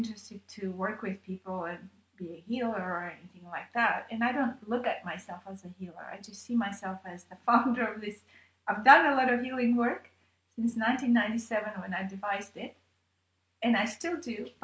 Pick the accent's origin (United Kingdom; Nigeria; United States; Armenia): Armenia; I was born in Armenia